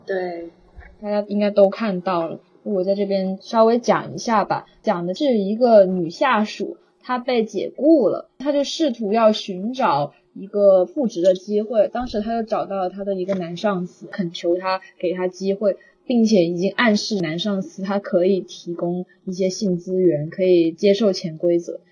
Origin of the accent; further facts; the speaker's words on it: Guangdong, China; 我跟虾滑我们都是广东人嘛，所以呢，我们这边从小收看的可能很多，多数都是嗯哼。呃，T V B 翡翠台那边播放的电视剧